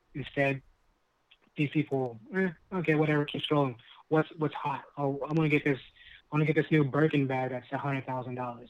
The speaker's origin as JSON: {"language": "English", "town": "Lancaster", "region": "California", "country": "United States", "tie": "born or raised there", "said": "our growing up in Lancaster"}